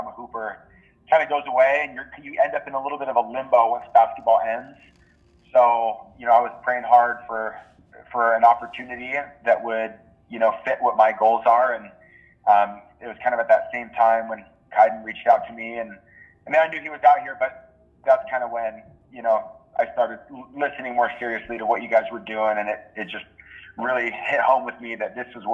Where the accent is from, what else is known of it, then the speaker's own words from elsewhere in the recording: Oahu, Hawaii, United States; also born or lived in Maui, Hawaii; When I was about 2, they moved to Oahu, and I lived